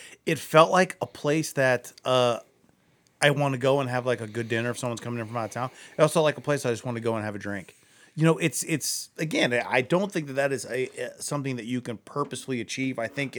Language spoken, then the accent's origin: English; Akron, Ohio, United States; I mentioned I'm from Akron.